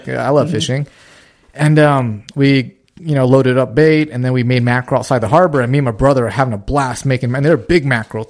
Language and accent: English; Santa Ana, California, United States; also born or lived in Louisiana; So I grew up in Santa Ana.